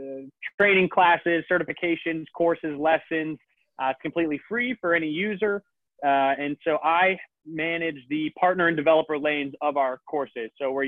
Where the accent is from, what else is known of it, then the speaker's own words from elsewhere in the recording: Boston, Massachusetts, United States; I'm from Boston, as you guys know.